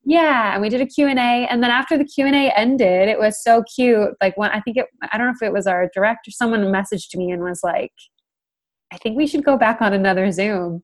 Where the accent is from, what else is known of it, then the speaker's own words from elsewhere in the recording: Canada; moved away as an adult; also born or lived in United Kingdom; now in London, United Kingdom; I live there now, but I'm from Canada